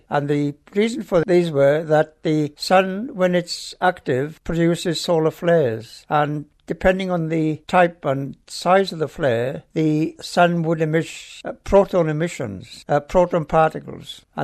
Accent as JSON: {"language": "English", "region": "Wales", "country": "United Kingdom", "also_born_or_lived": "London / Woomera, Australia", "accent": "Welsh", "moved": "as an adult", "lives_now": "Australia", "said": "I've got a Welsh accent."}